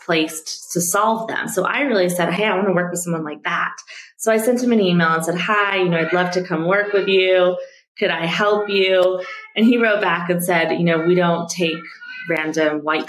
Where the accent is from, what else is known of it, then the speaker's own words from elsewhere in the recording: Denver, Colorado, United States; moved away as an adult; now in Nairobi, Kenya; I grew up in Denver, Colorado